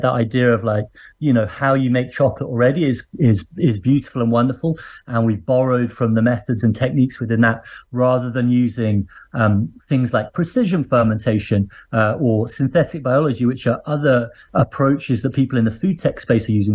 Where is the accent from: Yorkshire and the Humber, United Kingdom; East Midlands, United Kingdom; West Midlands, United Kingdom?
West Midlands, United Kingdom; Birmingham; I grew up in a what's now a big city called Birmingham